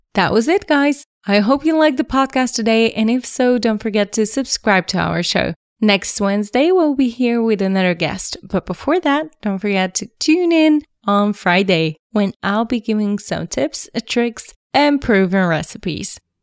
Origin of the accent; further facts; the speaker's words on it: Sofia, Sofia City, Bulgaria; I was born and raised in Sofia. Here is my home.